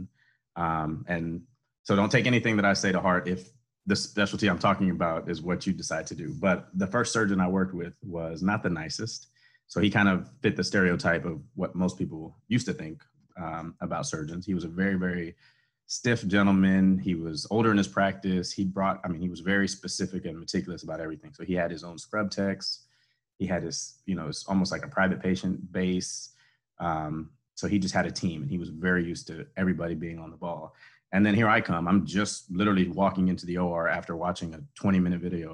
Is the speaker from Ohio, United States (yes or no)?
no; Houston, Texas, United States; moved away as an adult; also born or lived in Shreveport, Louisiana / Gainesville, Florida; now in Harlingen, United States; I grew up in Houston